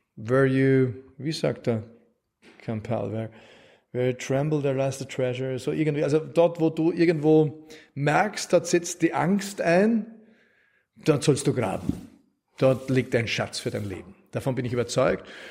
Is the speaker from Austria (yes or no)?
yes; Wald am Arlberg, Vorarlberg, Austria; also born or lived in Innsbruck; now in Vienna, Austria; ich bin so irgendwie in Wald am Arlberg aufgewachsen